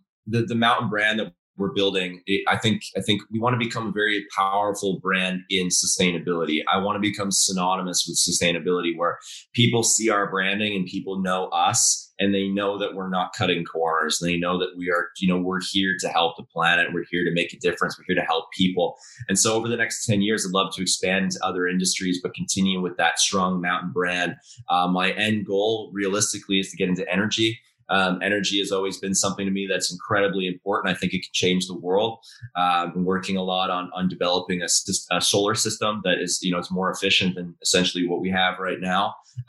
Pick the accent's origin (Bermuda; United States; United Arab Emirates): United Arab Emirates; Dubai; also born or lived in Calgary; I'm originally from Calgary, but I grew up overseas in Dubai and I've been bouncing around ever since.